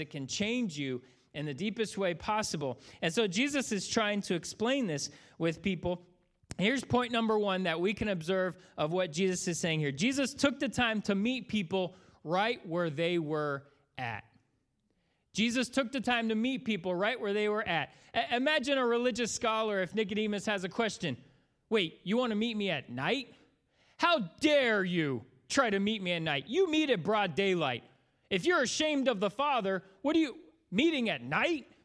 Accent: Florida, United States; moved away; also born or lived in Bowling Green area; I grew up in Florida

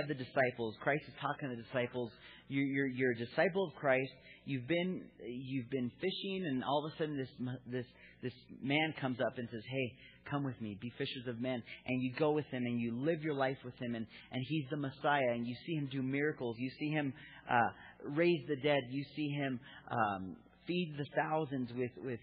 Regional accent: United States; I was raised as an American

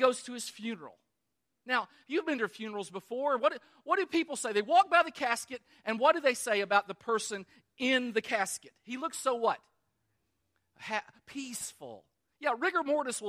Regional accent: Kentucky, United States; I was born in Kentucky, the greatest state in the Union

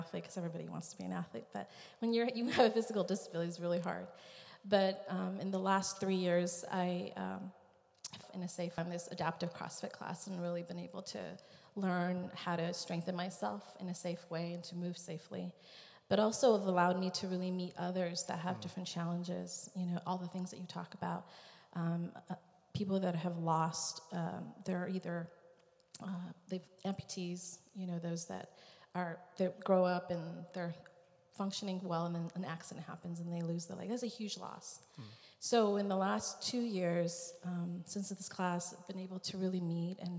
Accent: Vietnam; I was born in Vietnam

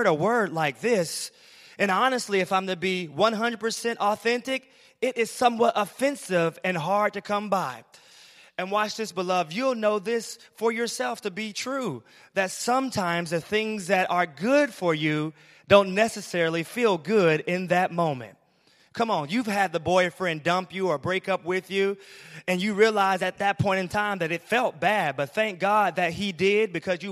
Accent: Alabama, United States; I'm from Alabama, so I'm used to country roads

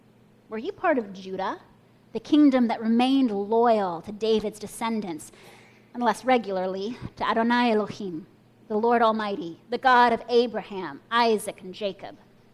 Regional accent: Kenya; born there; also born or lived in United States; I was born in Kenya, but I'm an American citizen. Well, we moved back and forth between Kenya and the U.S., but my parents are from the U.S.

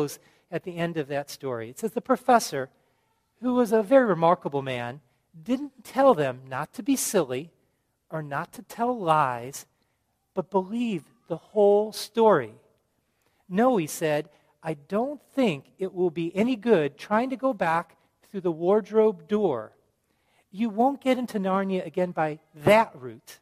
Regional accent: Chicago, Illinois, United States; also born or lived in Japan; I grew up in the Chicago suburbs

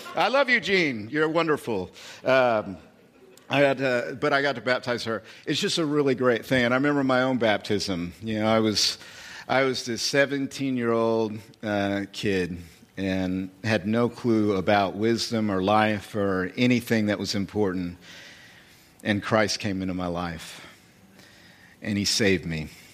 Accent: United States; I'm a citizen. I'm American.

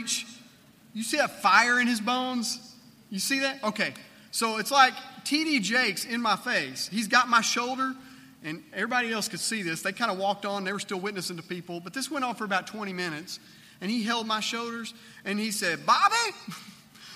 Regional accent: Central Arkansas, United States; We're actually from Central Arkansas

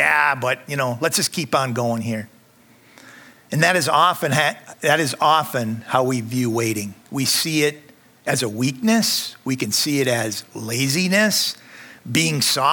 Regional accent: Minnesota, United States; accent: northern; I'm from Minnesota, so you can probably hear some of my northern accent

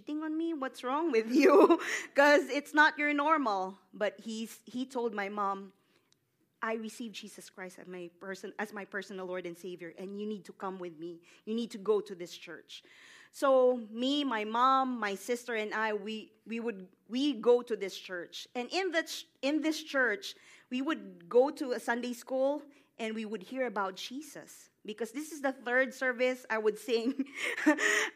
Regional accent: Visayas, Philippines; moved away as an adult; now in Atlanta, United States; I was born to a very poor family in the middle of that country. It's called the Visayas region.

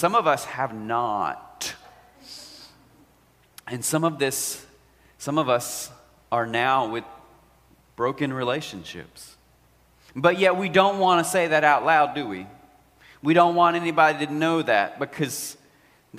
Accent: United States; we are strong American people

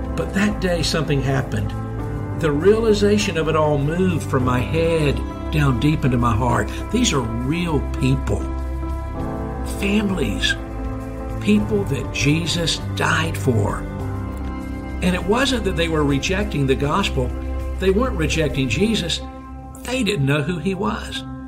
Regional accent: Georgia, United States; I grew up in Georgia

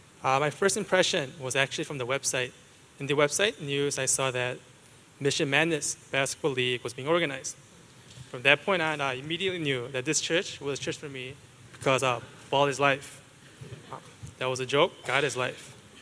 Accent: Wisconsin, United States; I am from Wisconsin, not Wisconsin. I do love cheese, but not because I'm a cheesehead

